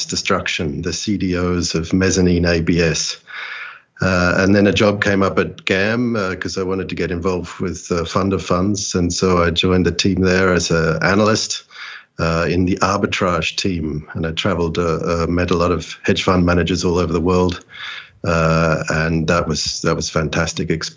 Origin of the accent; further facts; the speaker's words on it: Australia; moved away as an adult; also born or lived in London; I'm Australian born, grew up in the 70s and 80s in that part of the world, and then moved to London in 1998